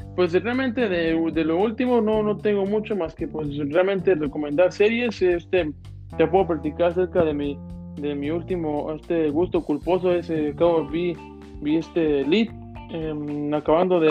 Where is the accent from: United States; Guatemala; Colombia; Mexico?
Mexico; uno como mexicano